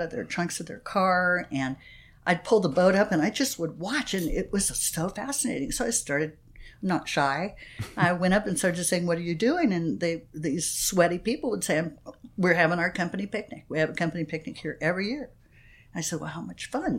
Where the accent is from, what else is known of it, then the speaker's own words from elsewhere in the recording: Phoenix, Arizona, United States; now in San Diego, United States; I grew up in Phoenix, Arizona.